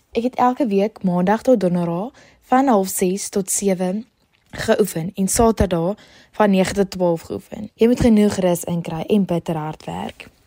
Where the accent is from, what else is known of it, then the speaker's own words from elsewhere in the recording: Ceres, Western Cape, South Africa; Ek kom van Ceres af en ek is in Charlie Hofmeyer op skool.